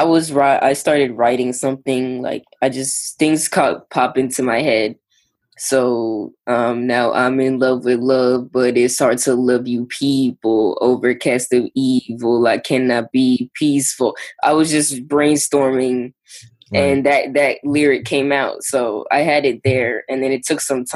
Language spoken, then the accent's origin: English; Long Island, New York, United States; I'm from Long Island, New York, but I'm in the city, like, all the time